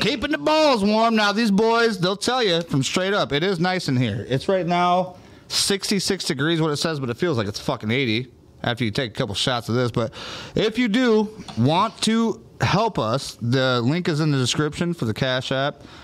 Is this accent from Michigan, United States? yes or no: yes; Michigan, United States; being from Michigan growing up